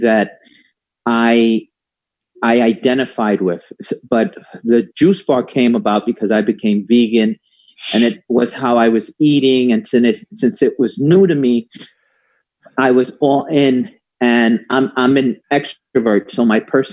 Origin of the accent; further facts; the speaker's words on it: New York City, New York, United States; also born or lived in South Slope, Brooklyn; I used to come from the Bronx